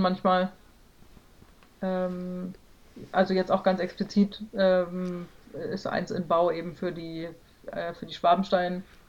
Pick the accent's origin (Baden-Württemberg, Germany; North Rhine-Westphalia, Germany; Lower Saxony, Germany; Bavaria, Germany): Lower Saxony, Germany; Celle; aus meiner Geburtsstadt Zelle ein Haus zu bauen